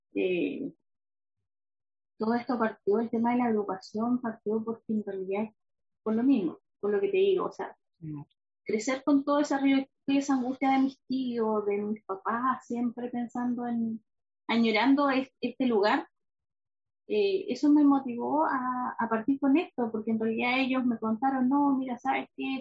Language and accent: Spanish; Valdivia, Los Ríos, Chile; also born or lived in Río Chico; Yo nací, de hecho, en, Valdivia, pero mi mamá vivía en Río Chico. Ya eh, entonces crecí toda la vida con el río chico en mi cabeza